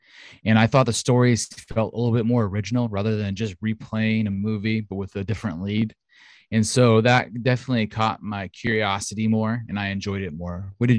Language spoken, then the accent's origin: English; Australia; And I'm not going to do it because then you'll know that I'm Australian.